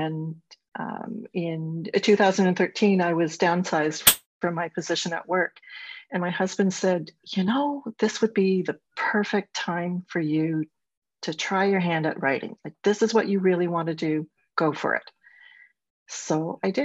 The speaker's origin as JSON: {"language": "English", "region": "Ontario", "country": "Canada", "said": "I'm a Canadian. I live in Southern Ontario"}